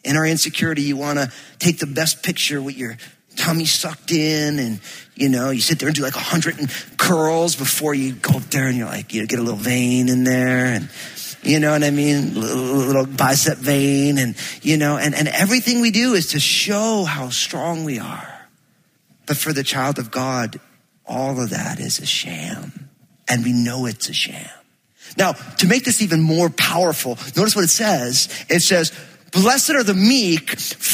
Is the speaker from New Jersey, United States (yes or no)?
yes; New Jersey, United States; I'm from Jersey